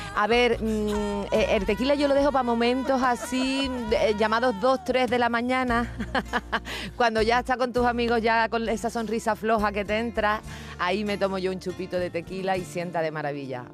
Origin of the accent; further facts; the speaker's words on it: Cádiz, Andalusia, Spain; moved away; volver a mi tierra